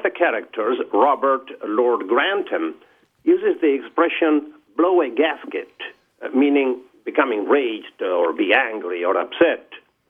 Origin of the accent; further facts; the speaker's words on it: Buenos Aires, Argentina; English is a second language; now in Indianapolis, United States; Originally, Buenos Aires, Argentina.